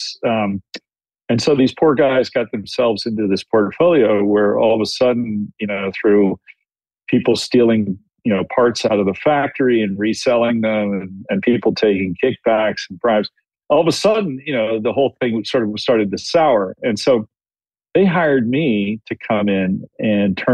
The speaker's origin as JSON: {"language": "English", "country": "United States", "also_born_or_lived": "China", "moved": "as an adult", "said": "being an American working there"}